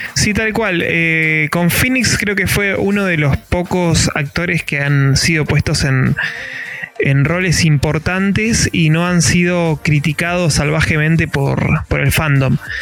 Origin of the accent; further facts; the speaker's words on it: Mar del Plata, Buenos Aires Province, Argentina; provincia de Buenos Aires, en la costa